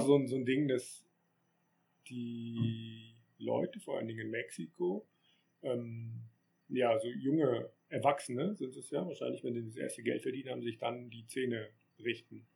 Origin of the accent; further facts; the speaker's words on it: Germany; dass man ja aus Deutschland kommt